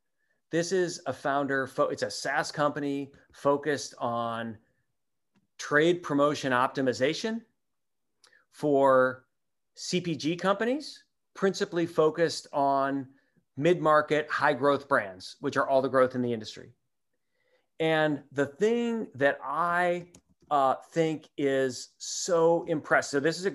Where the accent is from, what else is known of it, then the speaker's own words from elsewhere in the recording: Midwest, United States; maybe it's just growing up in the Midwest, but that's just not me.